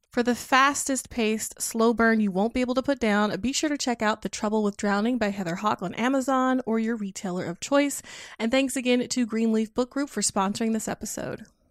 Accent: the South, Southern United States, United States; So my country self was just, like, all the more endeared, I guess, to them, 'cause it felt familiar 'cause I'm from South

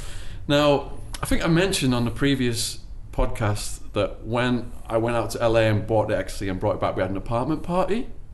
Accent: Liverpool, North West England, United Kingdom; They got together because they were the two wildest people in my hometown.

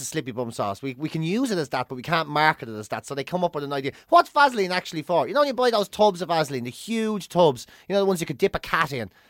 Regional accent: Ireland; being Irish growing up

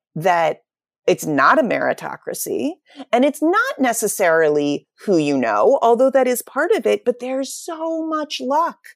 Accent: Pittsburgh, Pennsylvania, United States; also born or lived in New York City; I'm from Pittsburgh

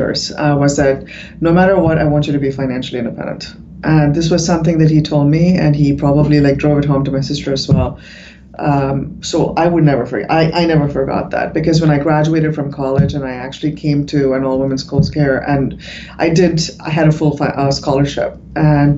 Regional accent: India; moved away; I was from India

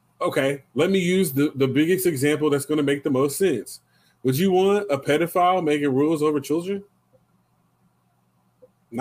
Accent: Lawton, Oklahoma, United States; we grew up in Lawton

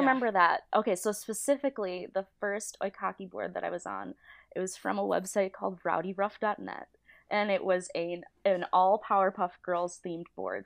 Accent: Niagara Falls, New York, United States; moved away as an adult; now in California, United States; I'm from Niagara Falls, New York

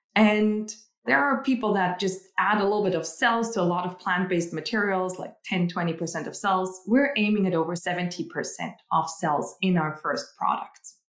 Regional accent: Austria; moved away; I'm originally from Austria

